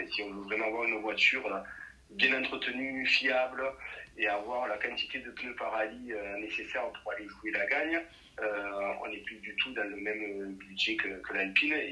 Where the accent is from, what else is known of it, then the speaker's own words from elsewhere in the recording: Nîmes, Occitania, France; Je, donc, je suis origine de Nîmes.